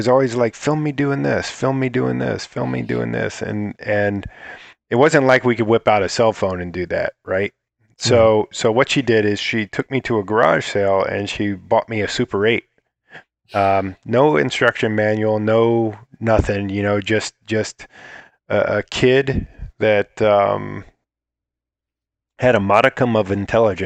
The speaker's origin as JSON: {"language": "English", "town": "Akron", "region": "Ohio", "country": "United States", "tie": "born or raised there", "also_born_or_lived": "Bath, Ohio", "said": "I was in Ohio. I was born in Akron, Ohio, and I, in a farm town called Bath"}